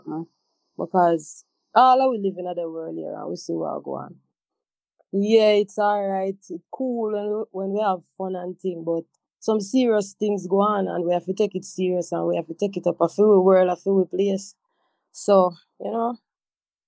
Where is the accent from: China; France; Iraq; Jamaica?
Jamaica; Montego Bay, Saint James; I had to go back to Montego Bay, to my home, my hometown, my mother house.